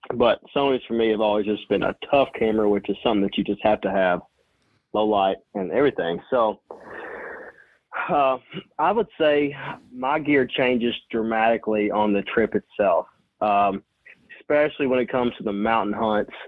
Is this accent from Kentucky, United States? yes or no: yes; Western Kentucky, United States; I'm from Western Kentucky.